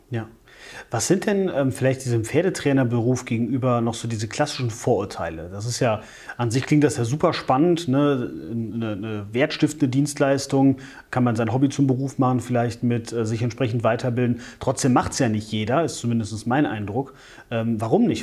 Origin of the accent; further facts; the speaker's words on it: Wachtberg, North Rhine-Westphalia, Germany; moved away; ich komme ursprünglich aus Wachtberg, das ist oberhalb von Bonn.